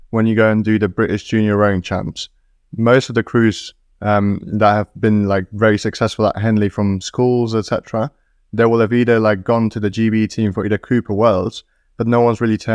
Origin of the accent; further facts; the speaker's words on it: Poland; I personally I come from Poland and like the rowing culture is very, very different over there.